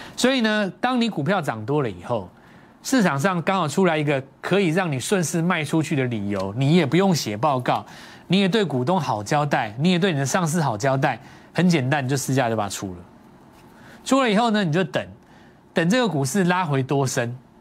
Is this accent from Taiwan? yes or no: yes; Taiwan; 我们在台湾长大